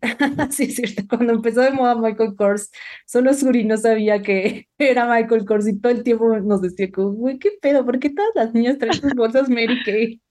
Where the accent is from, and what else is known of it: Mexico